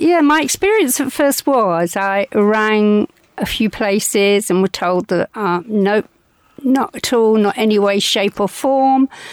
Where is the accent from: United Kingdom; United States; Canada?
United Kingdom; London; All my life, I was brought up in the East End of London